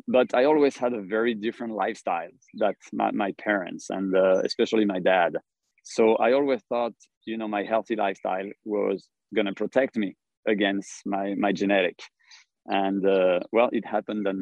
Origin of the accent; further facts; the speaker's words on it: Paris, Île-de-France, France; moved away as an adult; also born or lived in Singapore; now in South Carolina, United States; I'm from Paris.